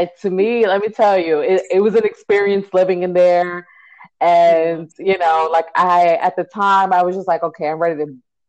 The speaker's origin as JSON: {"language": "English", "region": "New York", "country": "United States", "also_born_or_lived": "Nashville", "moved": "yes", "said": "we're from New York"}